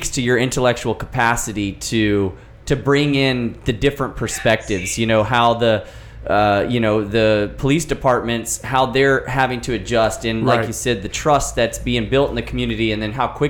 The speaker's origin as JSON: {"language": "English", "town": "West Palm Beach", "region": "Florida", "country": "United States", "tie": "born or raised there", "said": "I grew up in rural West Palm Beach on dirt roads"}